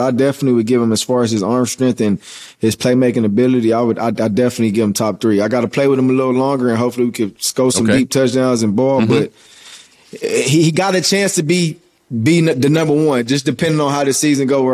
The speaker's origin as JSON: {"language": "English", "town": "Los Angeles", "region": "California", "country": "United States", "tie": "born or raised there", "also_born_or_lived": "Philadelphia / Washington / Tampa Bay", "moved": "as an adult", "said": "winning a Super Bowl in my hometown, coming back to where I'm born and raised, where I played Pop Warner ball, where, you know, everything about me is Los Angeles."}